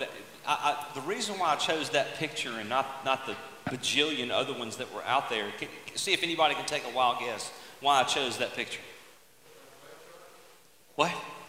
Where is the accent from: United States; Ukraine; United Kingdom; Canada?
United States; Mississippi Delta; We grew up in the Mississippi Delta. We grew up in an oxbow lake